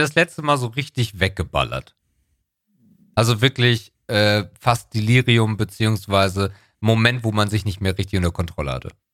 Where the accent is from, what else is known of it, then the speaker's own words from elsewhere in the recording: Northern Germany, Germany; bei uns im Norden heißt das Jahrmarkt und nicht Kirmes